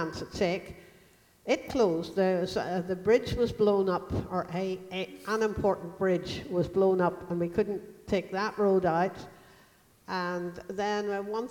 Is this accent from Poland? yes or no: no; Ireland; as an Irish person